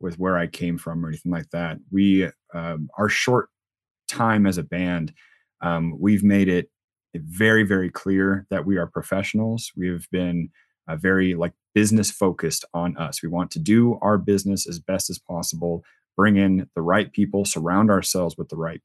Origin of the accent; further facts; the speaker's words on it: Spokane, Washington, United States; also born or lived in Virginia; I'm from Spokane originally, so I'm a Spokane boy, true to heart